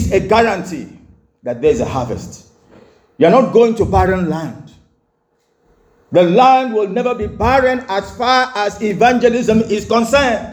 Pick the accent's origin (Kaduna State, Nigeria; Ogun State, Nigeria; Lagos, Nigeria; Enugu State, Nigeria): Enugu State, Nigeria; also born or lived in Oran (hometown, possibly Orlu), Nigeria; We used to live in Enugu, and my dad, you know, was a civil engineer